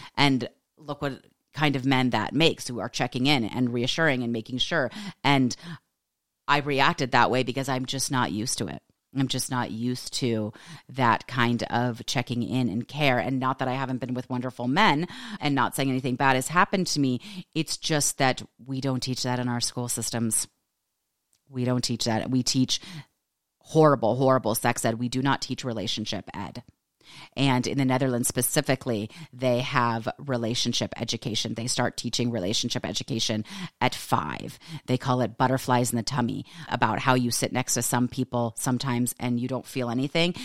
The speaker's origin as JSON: {"language": "English", "region": "California", "country": "United States", "accent": "California", "said": "I'm from California, that sort of California accent"}